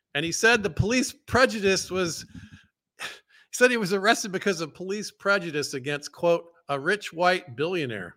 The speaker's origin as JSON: {"language": "English", "region": "the South", "country": "United States", "tie": "born or raised there", "said": "I grew up in the South."}